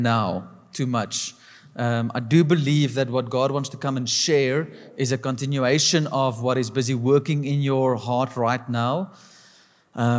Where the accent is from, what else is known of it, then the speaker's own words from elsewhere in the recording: South Africa; us specifically as a South African people